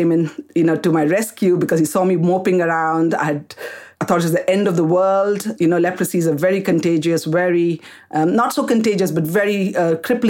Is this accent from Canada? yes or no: no; Kolkata, West Bengal, India; moved away as an adult; also born or lived in Karnataka, India; now in United Kingdom; I was born in India, in Calcutta